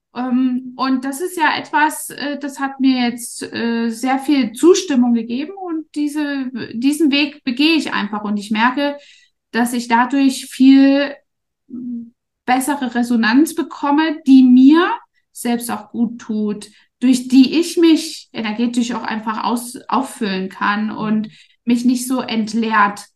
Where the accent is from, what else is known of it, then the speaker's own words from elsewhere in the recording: East Germany, Germany; moved away as an adult; now in Dubai, United Arab Emirates; ich bin ja in Ostdeutschland groß geworden